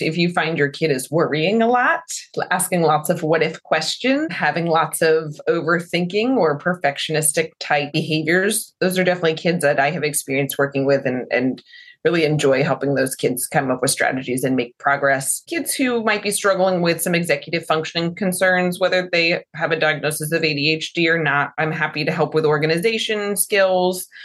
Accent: Newburgh, Poughkeepsie area, New York, United States; now in Charlotte, United States; Around Newburgh, Poughkeepsie area.

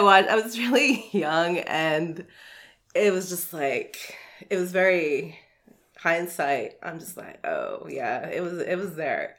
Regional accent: Hickory, North Carolina, United States; now in Greensboro, United States; I was raised in the Hickory area, oh, okay. Lincoln County area. Okay and I've moved around like the whole state growing up

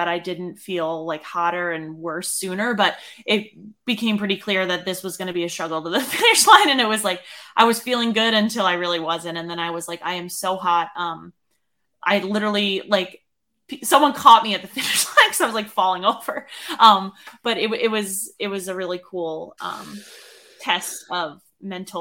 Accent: Northeast, United States; now in Colorado, United States; even growing up in the Northeast

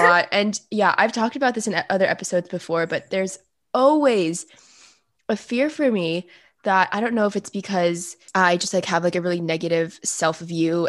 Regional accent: Fairfax, Virginia, United States; I'm from Fairfax

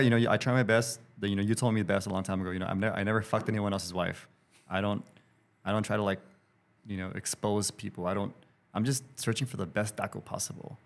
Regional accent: Los Angeles, California, United States; I'm an L A dude

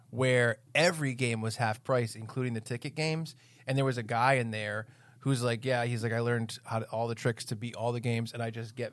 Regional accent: Bristol, Rhode Island, United States; moved away as an adult; also born or lived in Providence, Rhode Island / Warren, Rhode Island; I was born in Providence, which is the capital. Mm-hmm. And then I grew up in Bristol, Rhode Island

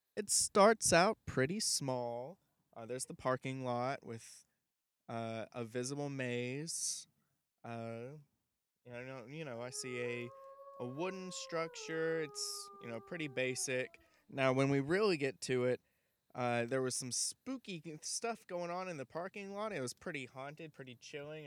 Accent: Alabama, United States; there's my accent coming out. You guys know I'm from Alabama, so you know t- sometimes it tends to slip out, even though I've gotten you know tried to get rid of it over the past few years

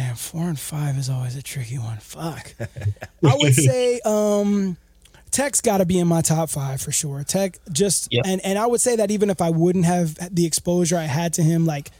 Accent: Miami, Florida, United States; also born or lived in New York; I grew up in Miami and bounced back and forth between New York for a while.

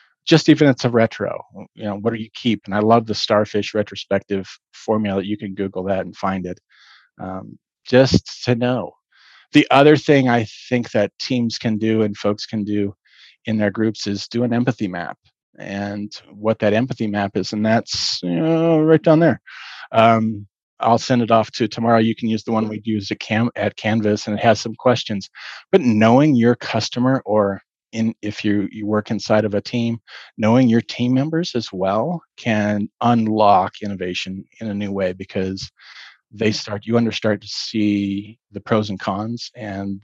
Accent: Boulder, Colorado, United States; I grew up in Boulder, Colorado.

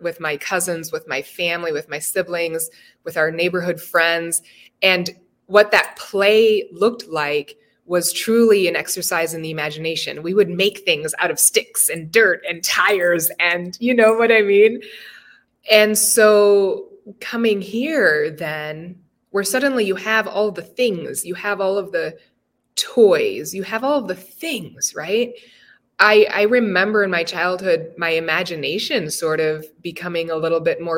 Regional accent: Cedar Rapids, Iowa, United States; also born or lived in Cameroon / Springville, Iowa; I was born in Iowa City. And then very quickly, we moved to Cameroon, where my dad was from. And I lived there until I was about 8 years old. And then my mom and my younger sister and I moved back to where my mom's family is from, which is how we landed in Springville, Iowa

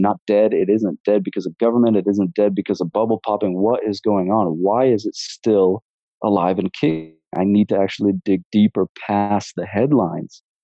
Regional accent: Portland, Oregon, United States; I'm from Portland, Oregon, and I pretty much grew up there

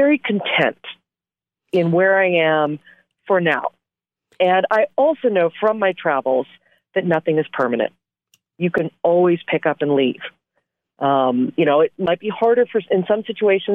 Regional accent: Portland, Oregon, United States; moved away as an adult; also born or lived in Boston / Los Angeles / Bangkok; my hometown in Portland, Oregon, where I grew up

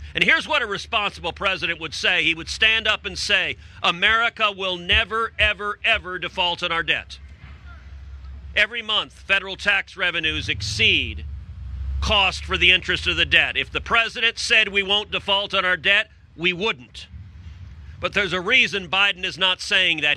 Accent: Texas, United States; I'm from Texas

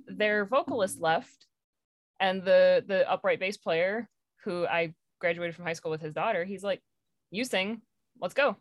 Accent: Michigan, United States

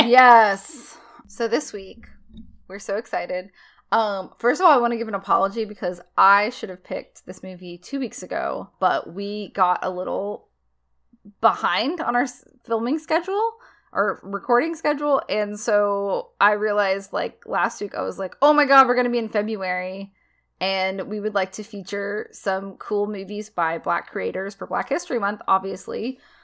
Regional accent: the South, United States; as a Southerner, which I, I'm not the most classical Southerner, but, like, you know, I've lived in the South since I was a little girl

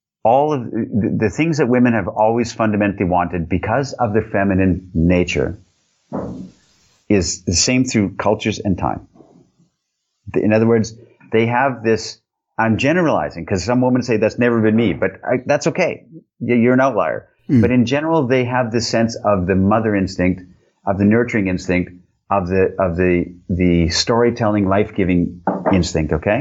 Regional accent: Canada; now in Europe; I'm Canadian. I live in Europe

